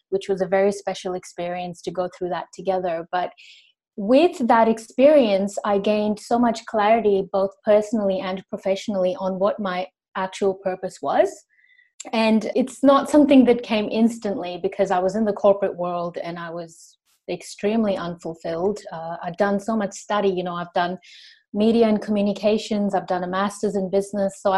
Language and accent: English; Sri Lanka; also born or lived in Indonesia / Los Angeles, United States; now in Australia; Uh, my origin is actually Indian, but I grew up in uh, Sri Lanka in Indonesia. And then I studied in the US in Los Angeles for a couple of years